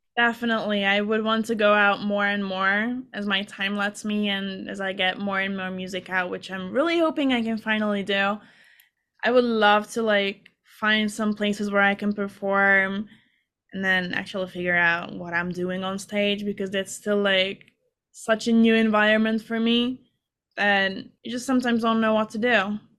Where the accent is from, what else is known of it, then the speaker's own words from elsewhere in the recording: Hungary; moved away as an adult; now in United States; I'm from Hungary